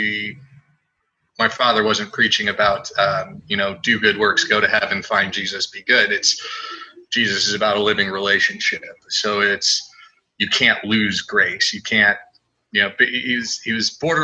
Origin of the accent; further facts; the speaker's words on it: San Diego, California, United States; also born or lived in Redding, California; I'm from San Diego